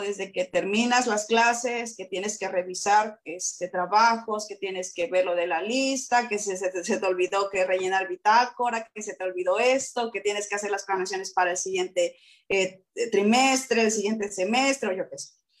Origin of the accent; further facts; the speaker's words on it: Acapulco, Guerrero, Mexico; moved away as an adult; now in Oaxaca, Mexico; yo soy de Acapulco